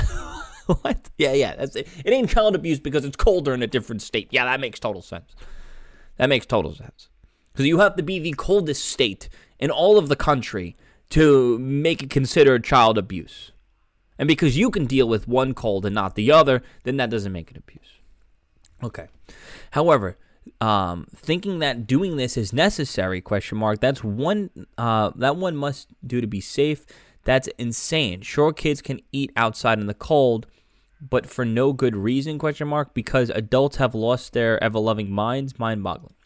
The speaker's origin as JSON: {"language": "English", "town": "New York City", "region": "New York", "country": "United States", "tie": "born or raised there", "said": "my hometown, Staten Island"}